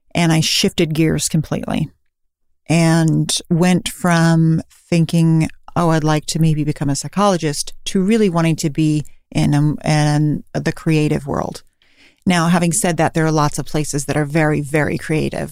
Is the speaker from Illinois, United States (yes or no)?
no; Davis, California, United States; now in San Francisco, United States; I'm from Davis, California originally